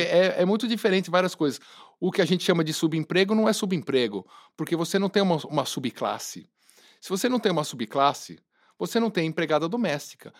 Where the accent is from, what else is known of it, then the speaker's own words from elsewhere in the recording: Brazil; a gente ser brasileira é demais